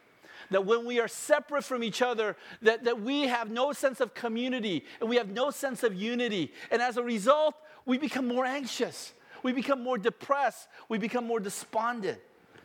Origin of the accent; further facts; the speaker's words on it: United States; We've always done it this way, especially growing up in America.